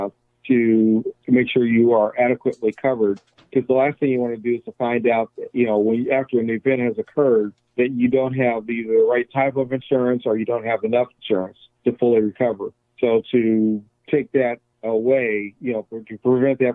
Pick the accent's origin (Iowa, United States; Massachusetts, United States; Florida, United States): Iowa, United States; I'm from Iowa